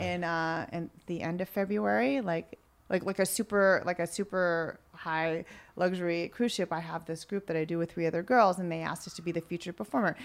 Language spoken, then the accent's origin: English; California, United States; moved away; I grew up a lot in California